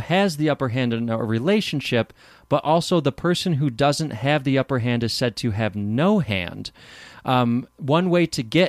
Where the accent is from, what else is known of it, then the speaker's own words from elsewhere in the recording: East Coast, United States; Yeah, and I'm from the East Coast, so maybe that has something to do with it.